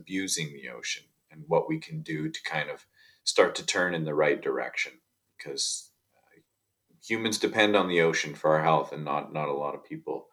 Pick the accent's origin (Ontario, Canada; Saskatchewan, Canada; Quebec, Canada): Saskatchewan, Canada; also born or lived in Australia / Bahamas; now in Vancouver Island, Canada; I grew up in Saskatchewan in the prairies, and so I was really far from any ocean